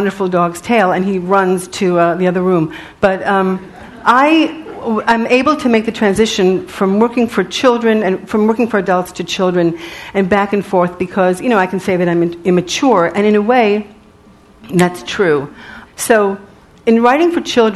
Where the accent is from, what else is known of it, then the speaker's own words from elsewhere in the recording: New York City, New York, United States; because I was from Riverdale, so I had more money than he did.